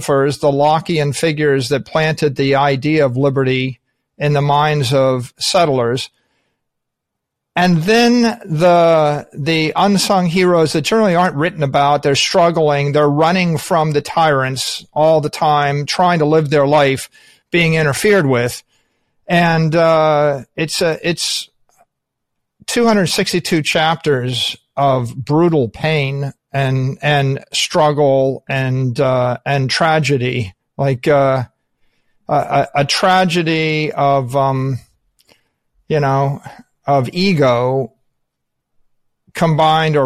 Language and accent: English; United States; as an American